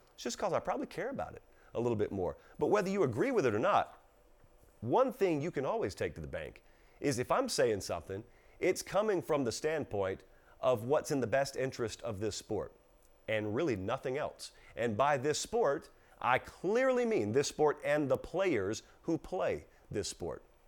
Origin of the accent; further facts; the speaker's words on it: the South, United States; I come from the South, okay? And I come from the sixty-five corridor and the seventy-five corridor. There are a lot of small towns in South Georgia and South Alabama